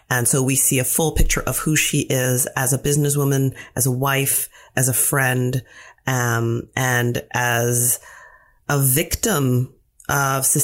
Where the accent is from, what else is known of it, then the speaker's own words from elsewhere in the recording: London, Ontario, Canada; It was great. I mean, it was London. London is very pretty. It's called the Forest City.